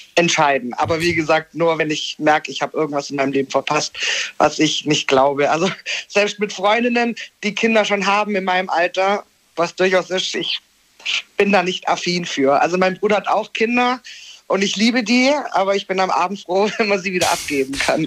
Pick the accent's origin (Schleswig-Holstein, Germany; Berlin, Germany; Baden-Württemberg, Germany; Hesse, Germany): Baden-Württemberg, Germany; near Konstanz; ich komme aus Baden-Württemberg